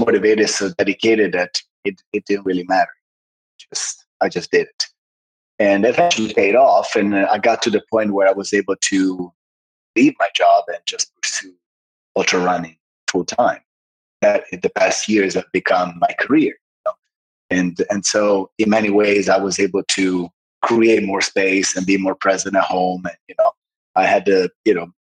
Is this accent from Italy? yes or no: yes; Sanremo, Liguria, Italy; moved away as an adult; also born or lived in Los Angeles, United States; I was born in Sanremo, which is right by the French border on the northwest coast of Italy.